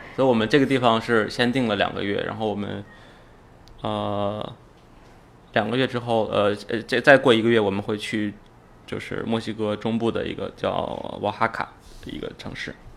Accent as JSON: {"language": "Chinese", "region": "Inner Mongolia", "country": "China", "also_born_or_lived": "Hohhot", "said": "我是来自内蒙古，然后我，我觉得那就是我的家。呃，我们总是会，到在，回到国内，我们总是会回到那边去，去住嗯。而且我每年至少有半年的时间是在那，在那边"}